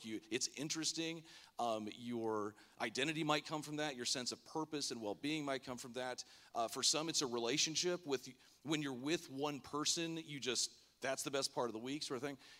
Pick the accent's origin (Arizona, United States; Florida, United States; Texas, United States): Florida, United States; Lake Worth; moved away; I grew up in Florida, the West Palm, Lake Worth area in high school